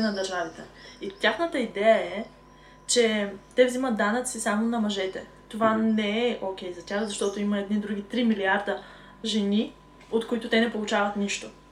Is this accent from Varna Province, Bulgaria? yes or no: no; Sliven, Sliven Province, Bulgaria; На 22 години съм от град Сливен.